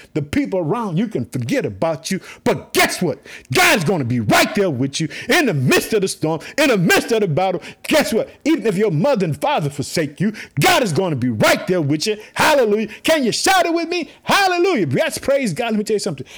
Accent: Illinois, United States; also born or lived in Chicago; my home state, Illinois, I live in the city of Chicago

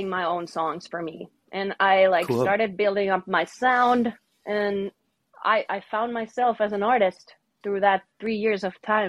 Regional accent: Finland; from Finland

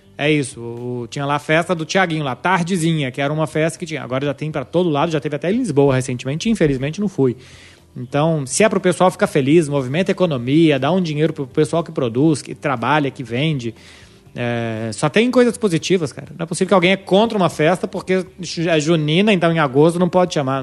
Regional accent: Contagem, Minas Gerais, Brazil; Eu sou de BH, né? Na verdade, eu sou de Contagem, sou do bairro do Eldorado.

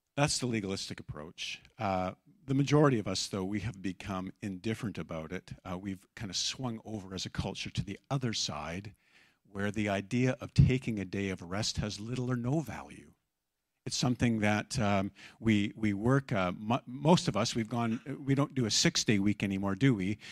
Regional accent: Abbotsford, British Columbia, Canada; I grew up in Abbotsford

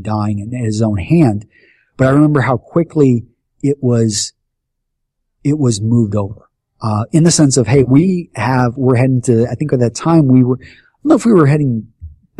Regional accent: Texas, United States; moved away as an adult; also born or lived in Iowa; growing up in Texas

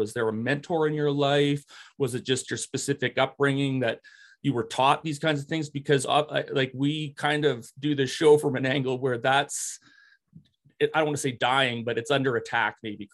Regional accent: Regina, Saskatchewan, Canada; now in Alberta, Canada; I grew up in Ralph Goodale's constituency too, in Regina, Wascana

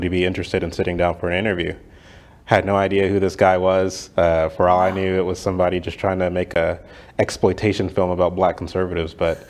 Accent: Mansfield, Texas, United States; Yeah, so I was actually born and raised here in Texas. I grew up in Mansfield, graduated from Mansfield High School in 2008

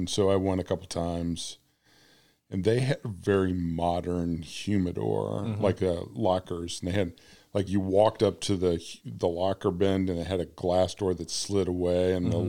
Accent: Central Illinois, United States; I grew up in Central Illinois, which is halfway between Chicago and St. Louis.

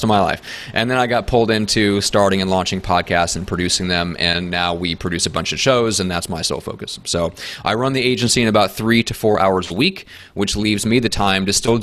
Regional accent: Midwest, United States; now in San Diego, United States; based in San Diego, although I'm not originally from here, I'm from the Midwest and the States and from the land of cold and snow.

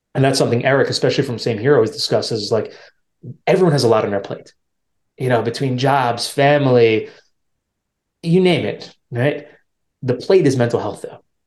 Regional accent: New York, United States; where I'm from, I'm from New York, so it's a big city

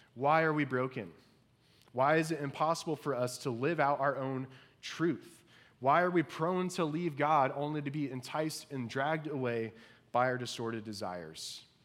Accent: Indiana, United States; growing up in Indiana

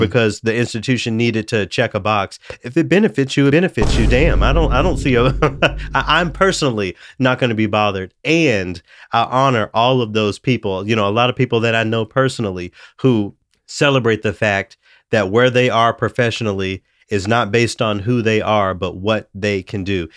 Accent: Memphis, Tennessee, United States; now in Minnesota, United States; I'm from Memphis

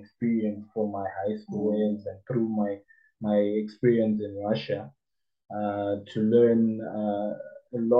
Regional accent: Harare, Zimbabwe; moved away; also born or lived in Cape Town / Dubai; I'm also from Harare, so we have business there, so that's home.

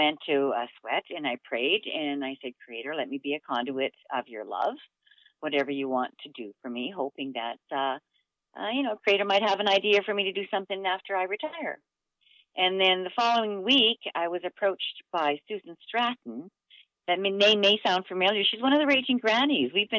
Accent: Muskeg Lake Cree Nation, Saskatchewan, Canada; also born or lived in Edmonton; now in Calgary, Canada; I come from Muskeg Lake Cree Nation in Saskatchewan. My reserve is in Treaty 6, just halfway between Saskatoon and Prince Albert.

